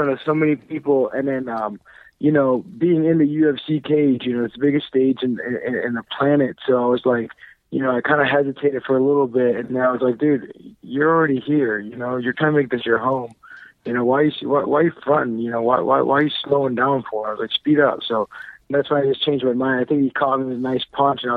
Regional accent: Mexico; it's my home country. You know, I'm from Mexico

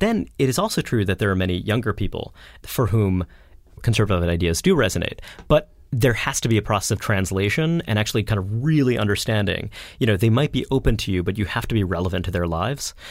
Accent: New York City, New York, United States; I grew up in a, I grew up in Brooklyn

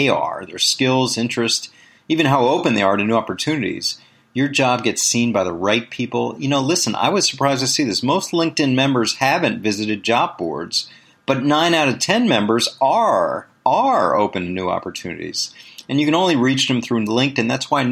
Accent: Washington, District of Columbia, United States; I was born and raised in Washington, D.C.

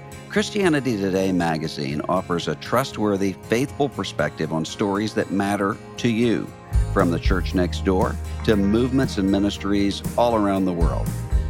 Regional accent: New Orleans, Louisiana, United States; and most importantly for me, my hometown team, the New Orleans Saints.

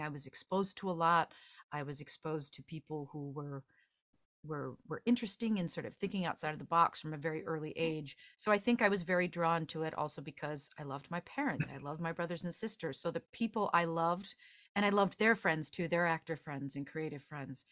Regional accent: just outside of Chicago, Illinois, United States; I grew up just outside of Chicago

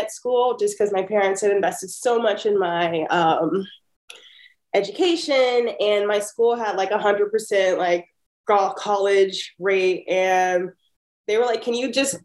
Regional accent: Pasadena, California, United States; growing up in Pasadena

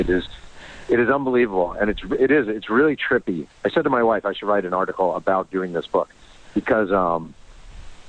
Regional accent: New York, United States; I grew up in New York. I was 14 in 1986

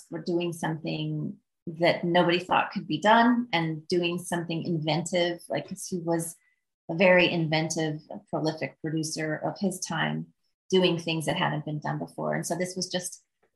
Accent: Midwest, United States; moved away; I'm from the Midwest

